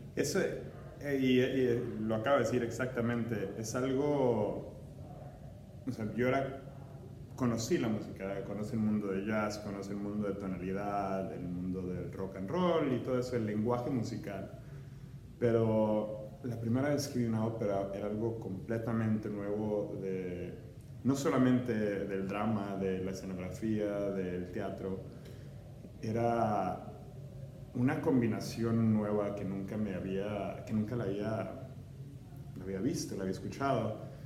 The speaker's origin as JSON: {"language": "Spanish", "town": "Ciudad Juárez", "region": "Chihuahua", "country": "Mexico", "tie": "born or raised there", "also_born_or_lived": "El Paso, Texas / Cincinnati", "moved": "yes", "said": "nací en El Paso, Texas y me crié en Juárez, México"}